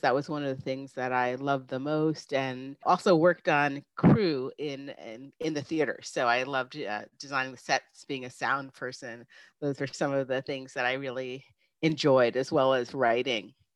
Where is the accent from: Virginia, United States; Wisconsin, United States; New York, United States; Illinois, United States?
New York, United States; I grew up in New York, about a hour north of the city, so it was a very small town